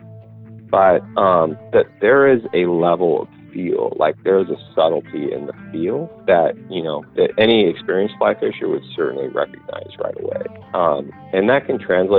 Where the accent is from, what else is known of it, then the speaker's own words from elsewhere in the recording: Inland Northwest, United States; I grew up in the Inland Northwest, probably a 100-mile stretch of country between, between Spokane and Missoula was kind of my playground from ages of, you know, birth until 18.